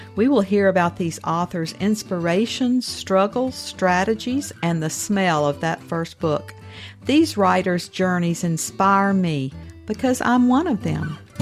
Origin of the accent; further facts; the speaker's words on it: the South, United States; I grew up in the South